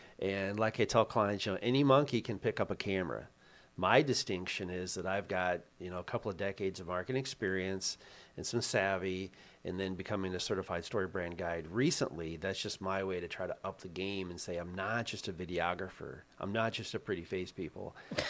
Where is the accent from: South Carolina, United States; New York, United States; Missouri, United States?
Missouri, United States; And I grew up in Missouri, the show me state.